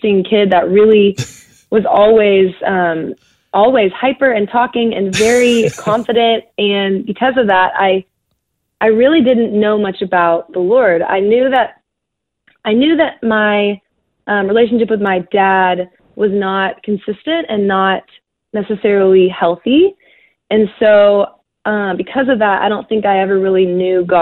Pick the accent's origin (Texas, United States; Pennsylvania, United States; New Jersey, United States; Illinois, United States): Texas, United States; growing up in Texas, and definitely in the area I grew up